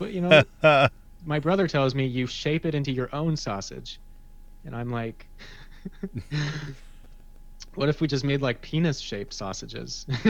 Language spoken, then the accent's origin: English; Fullerton, California, United States; also born or lived in New Jersey; I grew up in Fullerton, and I got my first job at Knott's Berry Farm in 2009.